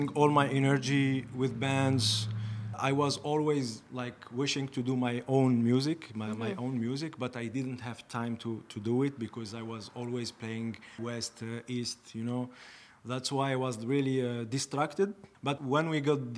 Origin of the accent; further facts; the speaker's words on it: Algeria; English is a second language; moved away as an adult; now in Toronto, Canada; I'm from blah, blah, from Algeria and from Iraq